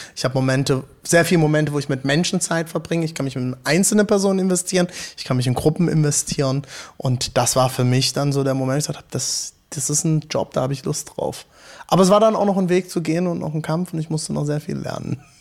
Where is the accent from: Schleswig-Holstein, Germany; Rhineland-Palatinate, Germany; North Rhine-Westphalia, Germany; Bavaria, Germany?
Rhineland-Palatinate, Germany; Hunsrück; moved away as an adult; also born or lived in Frankfurt / South Africa; now in Leipzig, Germany; Ich komme aus Rheinland-Pfalz, vom Hunsrück